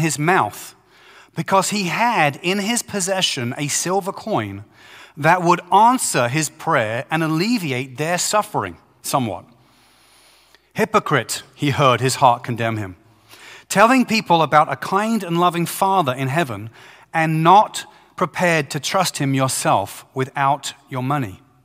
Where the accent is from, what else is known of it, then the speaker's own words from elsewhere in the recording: Brighton, South East England, United Kingdom; Brighton, England, which is my hometown